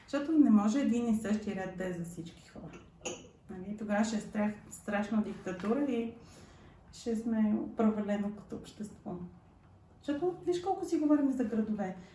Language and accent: Bulgarian; Sofia, Sofia City, Bulgaria; Родена съм в София. Този град е моят град.